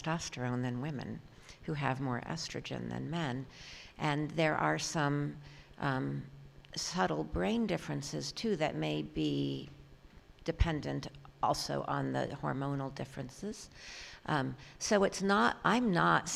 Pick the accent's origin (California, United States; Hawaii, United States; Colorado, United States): California, United States; San Francisco; moved away; also born or lived in Philadelphia; I grew up in San Francisco.